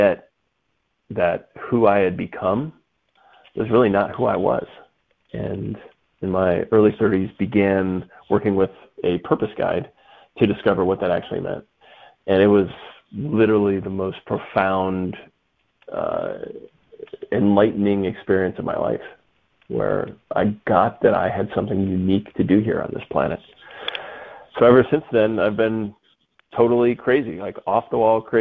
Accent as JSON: {"language": "English", "region": "Midwest", "country": "United States", "tie": "born or raised there", "said": "I grew up in the Midwest in the 1980s"}